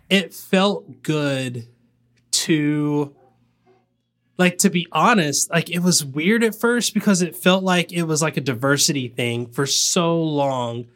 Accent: the South, United States; I'm from the South

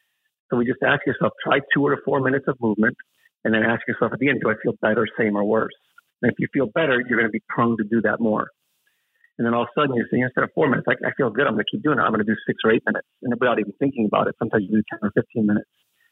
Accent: Colombia; Now, I'm from Colombia. I love coffee. It's in my blood

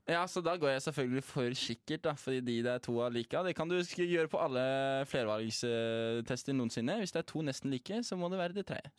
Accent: Stavanger, Rogaland, Norway; jeg er oppvokst på Bekkefaret i Stavanger

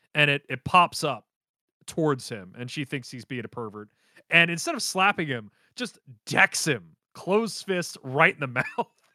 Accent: United States; I'm an American

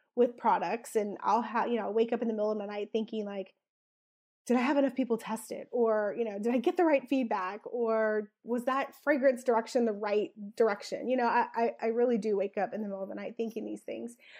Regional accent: South Louisiana, United States; I'm originally from South Louisiana

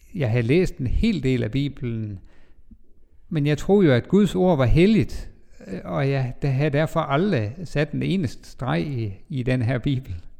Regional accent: Bindslev, North Denmark Region, Denmark; moved away; jeg kommer fra Bindslev, en lille by 20 km nord for Jørgen, eller måske nærmere 30 km syd for Skagen.

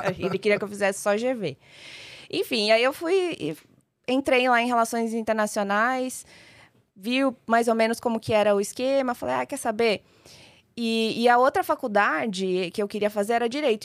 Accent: São Paulo, Brazil; also born or lived in Maringá, Paraná; eu sou uma maringaense, nasci em Maringá, mas só nasci. É. Vim muito, muito nova para São Paulo, então sou só de nascença e paulista de vivência

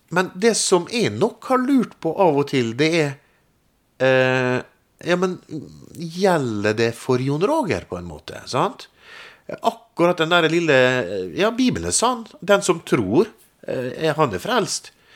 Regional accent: Molde, Møre og Romsdal, Norway; Jeg kommer jo fra Molde, født og oppvokst

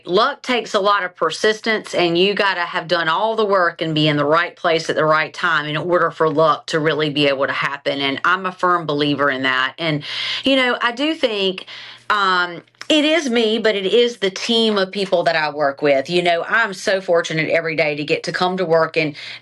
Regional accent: South Carolina, United States; accent: twang; moved away as an adult; also born or lived in Charlotte, North Carolina; now in Raleigh, United States; I grew up in South Carolina

